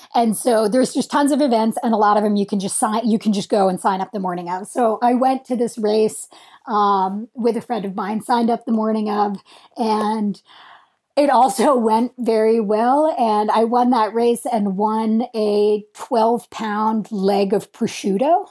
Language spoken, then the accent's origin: English; Vermont, United States; I grew up in Vermont and we skied a lot. Um, our home mountain was Burke Mountain